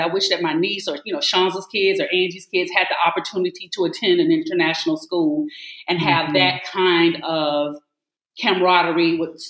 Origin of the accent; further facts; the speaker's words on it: the South, United States; And my Southern upbringing is always there. I always tell my students, I said, now, look, I'm from the South, Southern U.S. I don't know what you know about the dirty South, but this is how we talk.